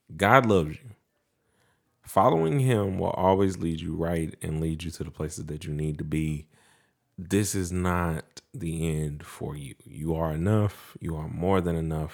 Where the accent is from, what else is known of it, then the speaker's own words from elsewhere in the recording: Mount Pleasant, United States; moved away; the same closeness that we grew up with in Mount Pleasant.